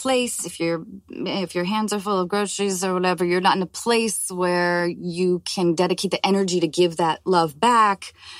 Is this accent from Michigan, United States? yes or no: no; Washington, United States; moved away; also born or lived in Los Angeles; growing up in Washington State and moving to Los Angeles